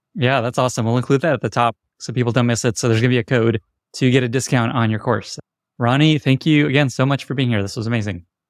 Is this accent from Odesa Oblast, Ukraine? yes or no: yes; Odesa, Odesa Oblast, Ukraine; moved away; I was born in Odessa, Ukraine, which was not so far from Chernobyl.